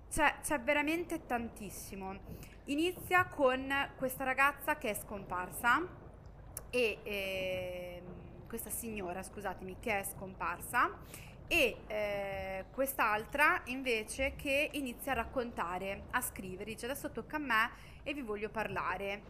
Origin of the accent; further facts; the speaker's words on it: Southern Italy, Italy; lo dico da terrona